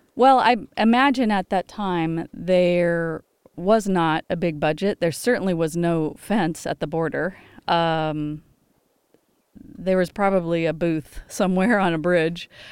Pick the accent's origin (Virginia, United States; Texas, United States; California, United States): California, United States; Los Angeles; I grew up in Los Angeles